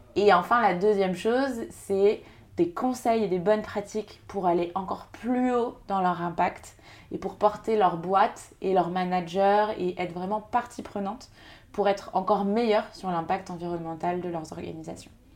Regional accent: Segré, Pays de la Loire, France; moved away as an adult; also born or lived in Paris / Angers; je suis originaire de Segré, une petite ville dans le Maine-et-Loire, où j'ai grandi jusqu'à mes 18 ans

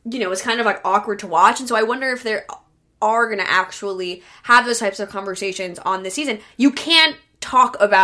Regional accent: New York, United States; I'm from New York

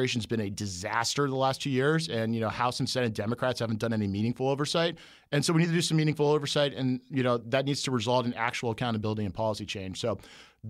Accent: Northern Virginia, United States; I'm from Northern Virginia

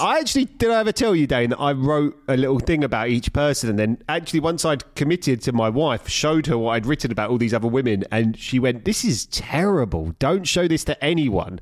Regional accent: London, United Kingdom; I'm from East London

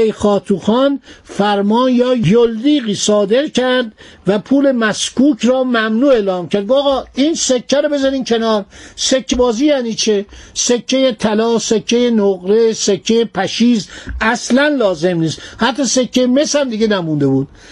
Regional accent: Iran; من به عنوان یه ایرانی

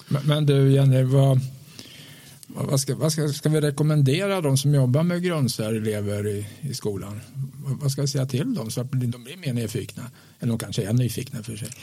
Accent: Östergötland, Sweden; min uppväxt i Östergötland på 60-talet

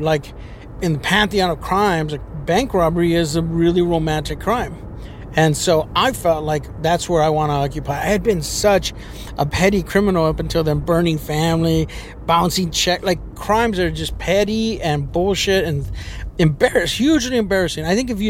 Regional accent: Los Angeles, California, United States; born there; so I was born in 1961, and I was born in East Los Angeles, the old Maravilla housing projects.

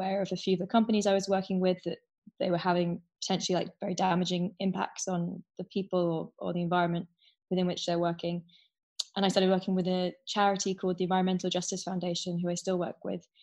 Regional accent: London, United Kingdom; I grew up in London, and I was 14 years old

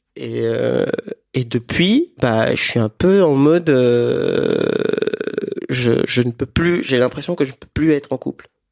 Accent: Benin; moved away as an adult; now in France; j'ai grandi au Bénin, en Afrique de l'Ouest, et je suis arrivé en France ça fait dix ans

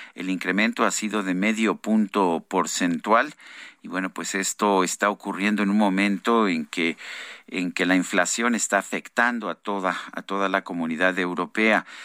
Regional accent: Mexico; somos los ciudadanos mexicanos

